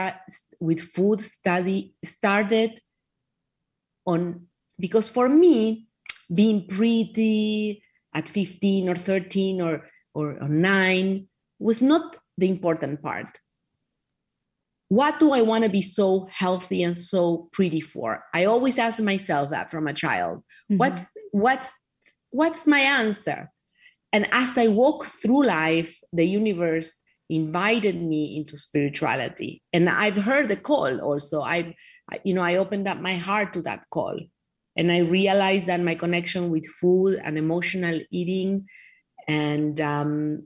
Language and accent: English; Argentina; now in Miami Beach, United States; I was raised in Argentina.